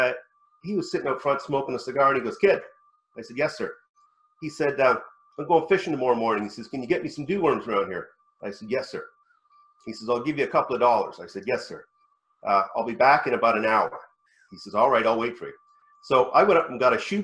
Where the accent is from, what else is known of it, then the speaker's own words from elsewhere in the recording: West Virginia, United States; I was born in the suburbs of West Virginia.